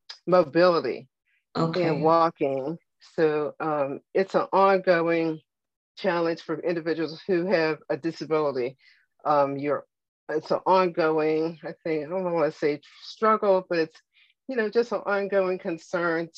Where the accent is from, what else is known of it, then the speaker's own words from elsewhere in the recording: Pittsburgh, Pennsylvania, United States; moved away as an adult; now in Virginia, United States; Living and growing up in Pittsburgh, going to college